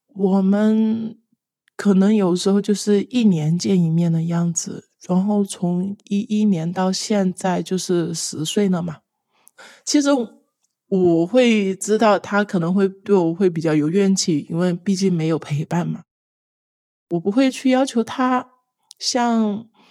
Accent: Hunan, China; now in Guangdong, China; 我来自湖南，现在生活在广东。我今年二十六岁

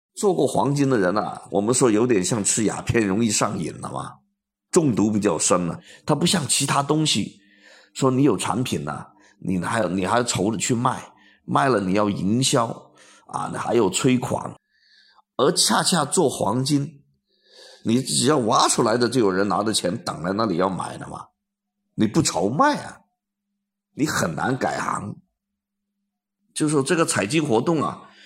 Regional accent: China; 我们中国人

